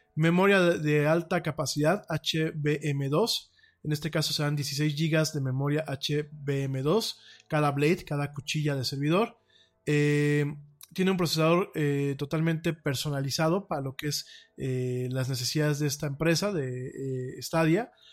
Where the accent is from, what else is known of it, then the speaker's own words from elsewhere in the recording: Mexico; como mexicano